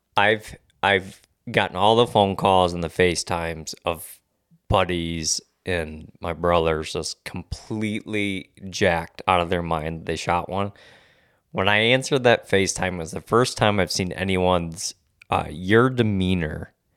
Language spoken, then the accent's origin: English; Michigan, United States; I'm born and raised in Michigan